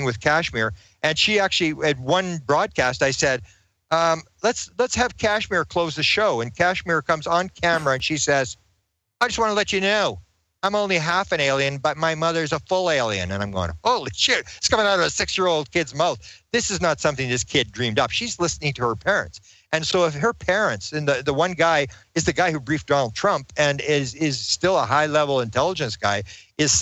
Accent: Canada; I'm a Canadian

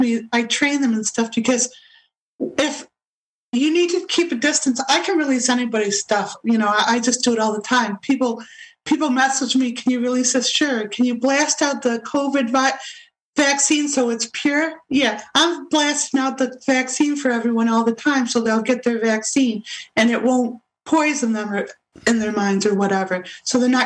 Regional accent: Rochester, New York, United States; Rochester, which is my hometown, Rochester, New York

